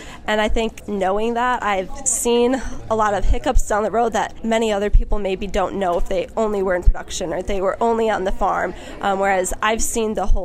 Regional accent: Antigo, Wisconsin, United States; also born or lived in San Luis Obispo, California; I grew up in Antigo, Wisconsin, which is a city in Langlade County

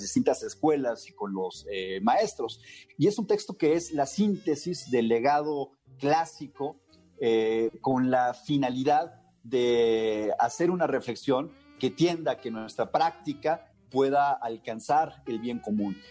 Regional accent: Mexico; los mexicanos

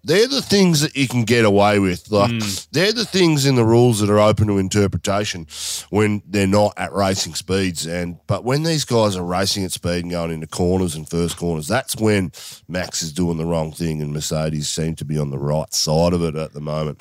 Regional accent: Australia; as an Australian

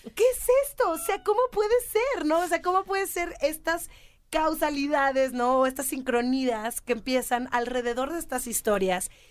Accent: Mexico; soy mexicana

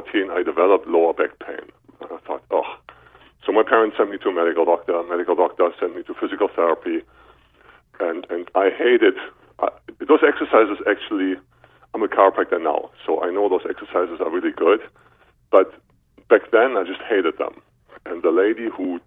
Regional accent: Berlin, Germany; English is a second language; I am from Germany, Berlin, Germany, born in 1965

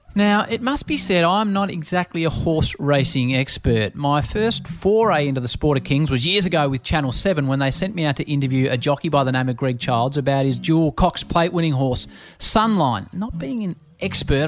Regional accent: Sydney, New South Wales, Australia; I grew up in Sydney

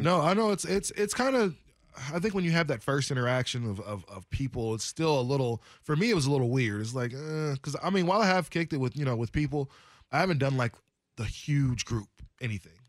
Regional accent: Portland area, Oregon, United States; Oaks Park skating rink. We didn't really go to Skate World too much in Gresham

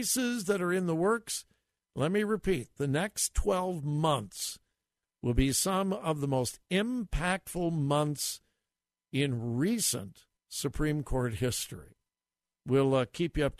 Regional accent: California, United States; also born or lived in Greenville, South Carolina; I was quite proud of the fact that I was from California

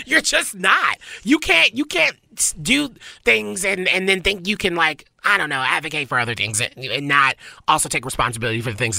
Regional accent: the South, United States; moved away; I grew up in the South.

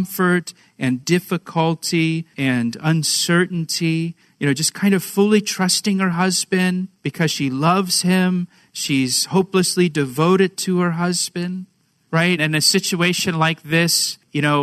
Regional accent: Florida, United States; moved away as an adult; also born or lived in Boston, Massachusetts; I was born in Florida as well

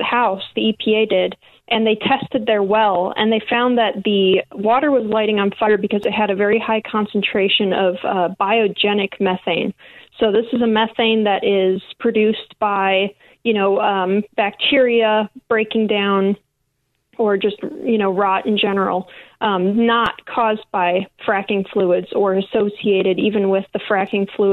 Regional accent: Illinois, United States; moved away as an adult; also born or lived in Louisiana; I grew up in Illinois as well, only moved down south to Louisiana to work offshore, but I grew up in Illinois

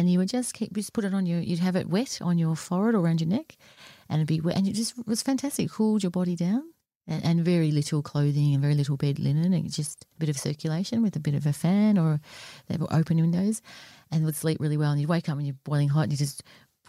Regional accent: Australia; growing up in Australia

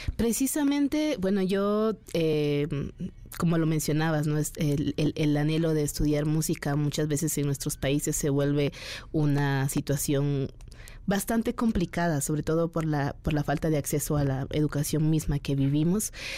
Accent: Guatemala; moved away as an adult; also born or lived in Guatemala City; mi pueblo, en Guatemala

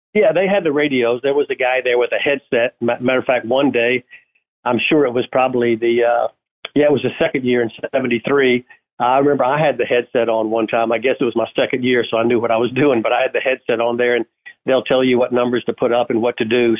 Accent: Augusta, Georgia, United States; being born and raised in Augusta, Georgia

